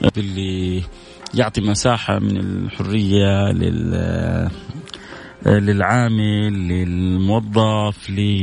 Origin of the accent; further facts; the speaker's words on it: Saudi Arabia; احنا كذلك يعني كسعوديين